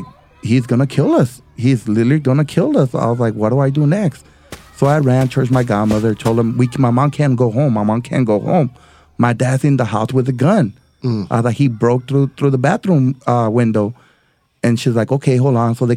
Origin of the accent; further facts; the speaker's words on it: El Paso, Texas, United States; I grew up in El Paso, Texas, all right, born and raised